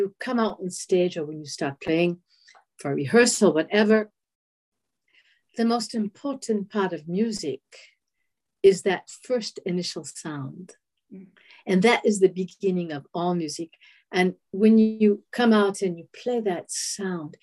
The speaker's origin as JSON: {"language": "English", "town": "Boston", "region": "Massachusetts", "country": "United States", "said": "I was from Boston"}